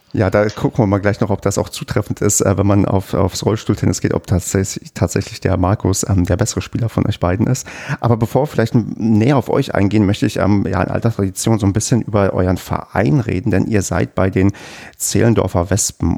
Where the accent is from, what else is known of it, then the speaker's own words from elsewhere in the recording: Brandenburg, Germany; accent: Berlinerisch; Ich bin ja in Brandenburg ähm, geboren und aufgewachsen und habe früher auch sehr stark Berlinert